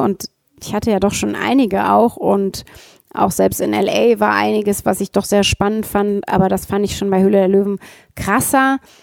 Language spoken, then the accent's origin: German; Ruhr area, North Rhine-Westphalia, Germany; Ich komme auch aus dem Ruhrgebiet